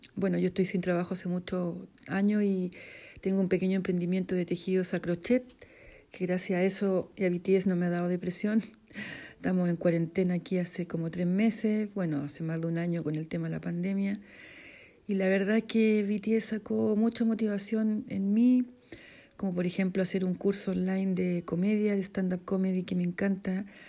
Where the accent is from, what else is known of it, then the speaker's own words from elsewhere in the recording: central Chile, Chile; soy de Chile, de la zona centro, vivo en el campo.